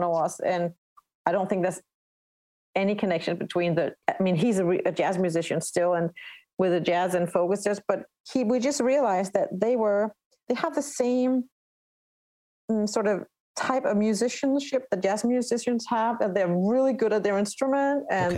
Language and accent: English; Denmark; first language Danish; English is a second language; my native tongue danish